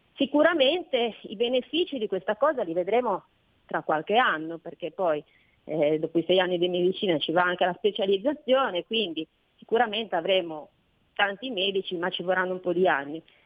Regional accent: Liguria, Italy; noi siamo Liguri, il paese del Mugugno

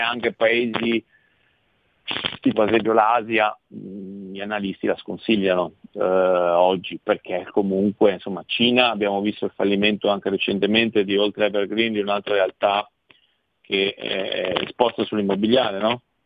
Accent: Italy; io sono italiano

